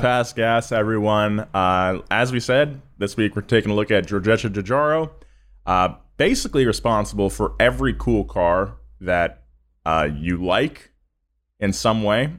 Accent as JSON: {"language": "English", "region": "California", "country": "United States", "accent": "Californian", "said": "I sound very Californian, which I guess is fine 'cause I am very Californian"}